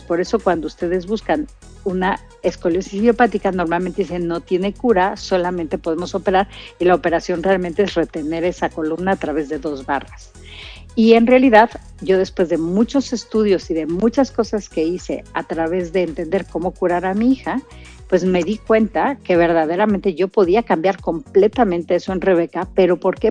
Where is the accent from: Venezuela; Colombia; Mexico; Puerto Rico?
Mexico; Querétaro; nuestra lengua natal de Querétaro